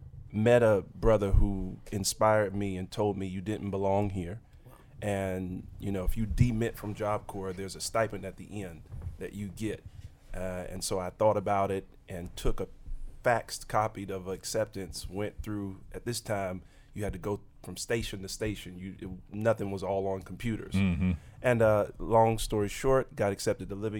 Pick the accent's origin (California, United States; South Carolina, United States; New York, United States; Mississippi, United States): Mississippi, United States; Tupelo; from Tupelo, Mississippi